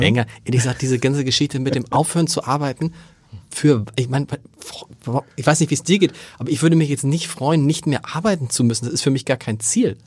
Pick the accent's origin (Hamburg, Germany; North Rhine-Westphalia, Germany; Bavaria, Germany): Hamburg, Germany; moved away; bin ich ja theoretisch gebürtiger Hamburger